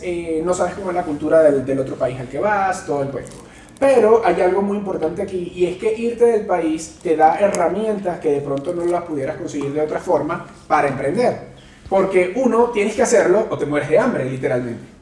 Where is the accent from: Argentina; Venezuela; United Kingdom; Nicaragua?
Venezuela; moved away as an adult; now in Mexico City, Mexico; ya tengo seis años viviendo en Ciudad de México, soy venezolano